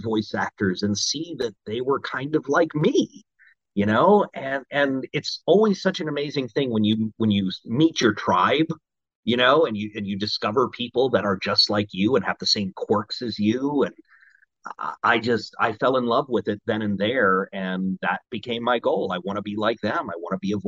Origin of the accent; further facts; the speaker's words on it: Maryland, United States; also born or lived in Washington, D.C.; I grew up in Maryland